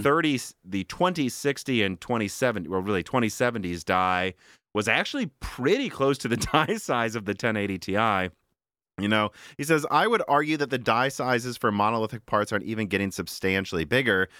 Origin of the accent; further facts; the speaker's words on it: Minnesota, United States; moved away; also born or lived in Illinois; we're from Minnesota, too.